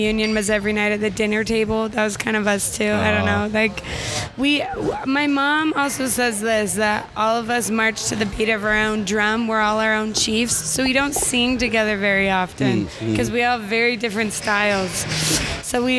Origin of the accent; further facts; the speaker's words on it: Utah, United States; moved away as an adult; also born or lived in Brooklyn, New York; that's where I was raised